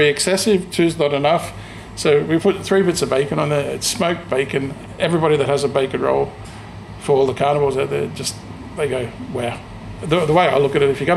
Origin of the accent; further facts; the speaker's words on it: Australia; moved away as an adult; also born or lived in Sydney; now in Scotland, United Kingdom; I was born in Australia to Greek parents. When I was working in Sydney